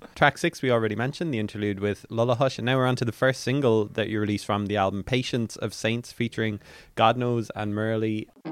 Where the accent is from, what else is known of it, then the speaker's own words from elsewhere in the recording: Ireland; as Irish people